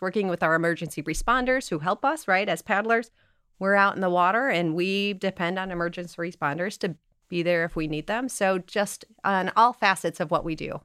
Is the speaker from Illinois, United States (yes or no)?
yes; Chicago, Illinois, United States; moved away as an adult; also born or lived in the American West; now in Michigan, United States; I grew up in Chicago and spent my time, and then I moved out west